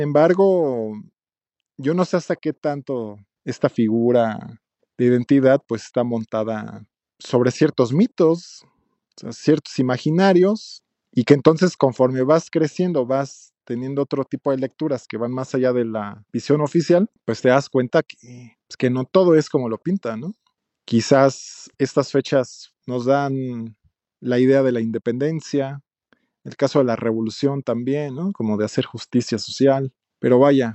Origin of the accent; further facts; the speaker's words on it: Mexico; me identifico como mexicano